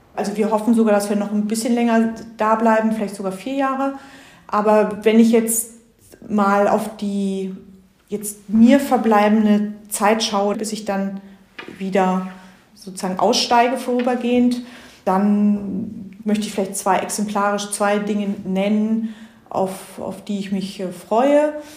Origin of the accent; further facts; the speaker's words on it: Germany; now in Stockholm, Sweden; bei uns in Deutschland